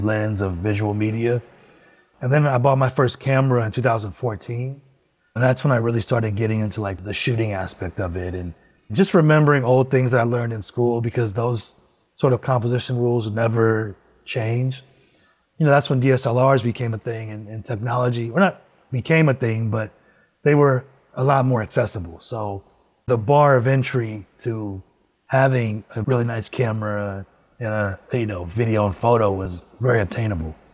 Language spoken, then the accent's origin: English; Los Angeles, California, United States; moved away as an adult; also born or lived in San Francisco; I moved to LA in 2015, back to my hometown